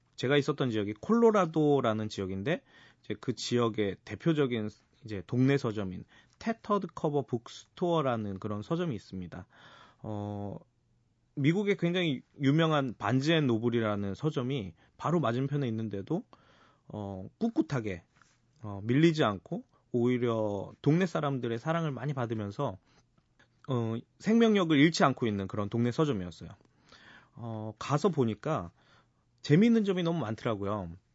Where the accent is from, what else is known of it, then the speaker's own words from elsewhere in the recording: Seoul, South Korea; 저는 어, 서촌에서 태어나고 자라서 서촌 토박이로서